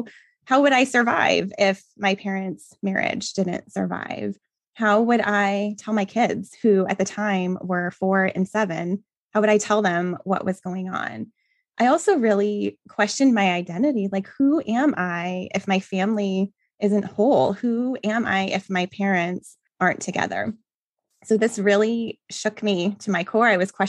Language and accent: English; New Mexico, United States; now in Phoenix, United States; I currently live in Phoenix, Arizona, but I grew up in New Mexico with my parents, and I have a younger brother who is 2 years younger than I am.